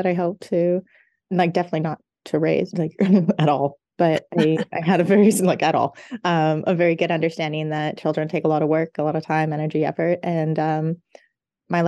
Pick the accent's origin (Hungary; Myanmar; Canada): Canada; Victoria, British Columbia; moved away as an adult; now in Calgary, Canada; I'm from Victoria, BC.